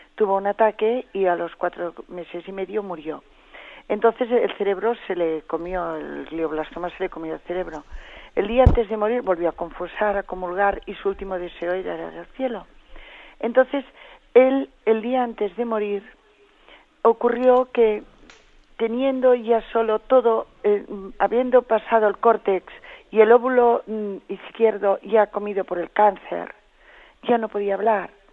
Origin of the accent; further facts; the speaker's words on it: Catalonia, Spain; en catalán, porque somos catalanes